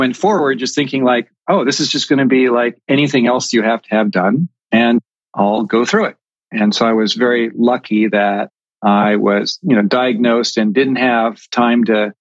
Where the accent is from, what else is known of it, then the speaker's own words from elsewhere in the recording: California, United States; now in New England, United States; I grew up in California, but I am currently located in New England